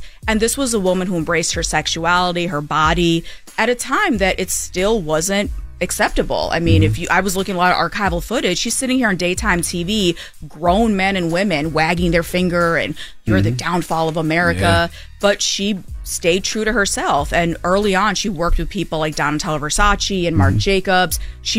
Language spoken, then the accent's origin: English; Kalamazoo, Michigan, United States; But so I grew up in Kalamazoo, Michigan, which outside of Derek Jeter, nobody else knows where that's from because that's where he's from.